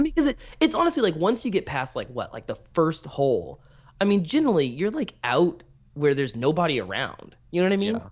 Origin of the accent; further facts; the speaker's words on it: American Canyon, California, United States; I grew up in American Canyon